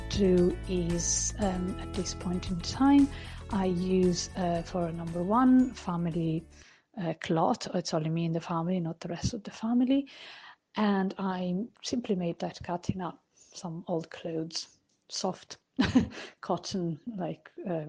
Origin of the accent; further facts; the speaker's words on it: Italy; I grew up in Italy, so a country where bidets are everywhere, and I really missed it.